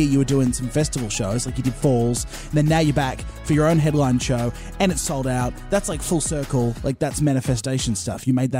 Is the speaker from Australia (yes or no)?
yes; Australia; I am an Aussie guy.